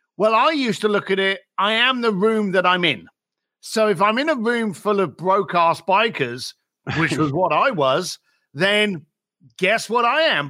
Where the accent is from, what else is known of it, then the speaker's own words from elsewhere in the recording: London, United Kingdom; I was raised in East London.